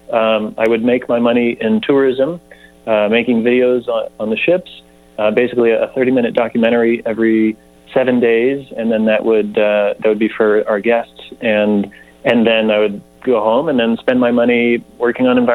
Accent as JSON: {"language": "English", "area": "Nevada County", "region": "California", "country": "United States", "tie": "born or raised there", "said": "I'm from Nevada County, third generation"}